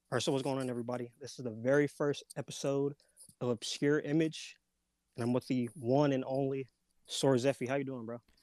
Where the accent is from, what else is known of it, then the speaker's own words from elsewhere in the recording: Los Angeles, California, United States; I grew up in L A.